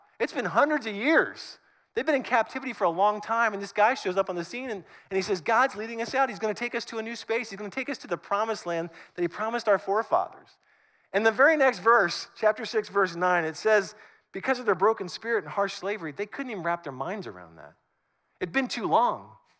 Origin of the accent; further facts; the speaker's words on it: Northern United States, United States; now in Southern United States; And I've been in the South longer than I lived in the North, but I'm still a Northerner.